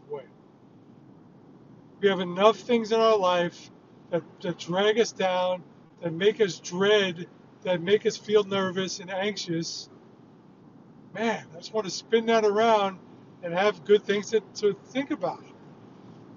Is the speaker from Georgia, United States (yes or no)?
no; New York, United States; I grew up in a hostile, loud, combative environment where I'm a peacenik. And I'm surrounded by people growing up in New York